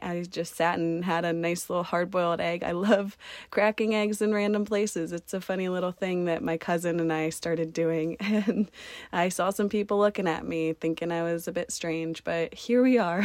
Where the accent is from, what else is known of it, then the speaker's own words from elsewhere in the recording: Columbus, Ohio, United States; moved away; my home state in Columbus, Ohio